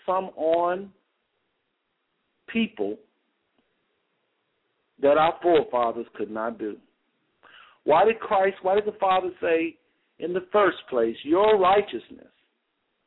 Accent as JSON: {"language": "English", "country": "United States", "tie": "born or raised there", "said": "you've been born and raised in America, and me as well"}